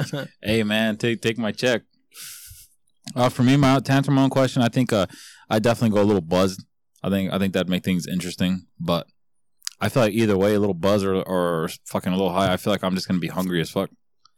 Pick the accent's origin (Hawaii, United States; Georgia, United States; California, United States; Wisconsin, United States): California, United States; West Covina; I was born in West Covina, too.